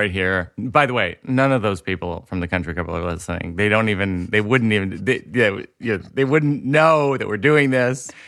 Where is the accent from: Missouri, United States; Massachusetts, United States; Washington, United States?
Massachusetts, United States; Shrewsbury; I'm from Shrewsbury